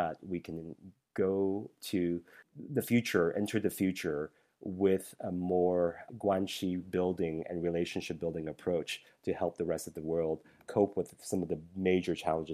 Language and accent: English; United States; growing up as an American